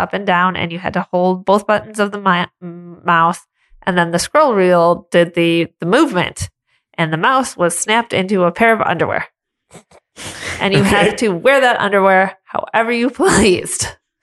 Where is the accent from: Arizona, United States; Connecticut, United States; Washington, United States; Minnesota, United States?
Minnesota, United States; we're from Minnesota